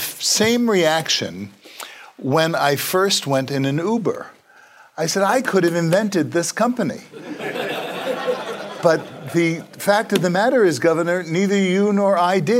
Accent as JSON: {"language": "English", "town": "New York City", "region": "New York", "country": "United States", "tie": "born or raised there", "said": "as an Italian-American kid growing up in Brooklyn"}